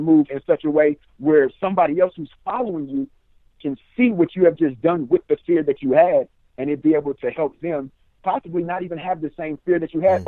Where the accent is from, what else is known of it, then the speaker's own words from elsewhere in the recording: Richmond, California, United States; now in Sacramento, United States; I'm from Richmond, California, now residing in Sacramento